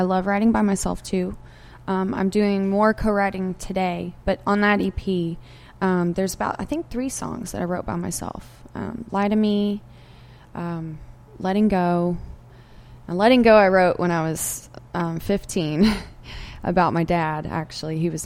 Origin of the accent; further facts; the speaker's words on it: Texas, United States; I'm from Texas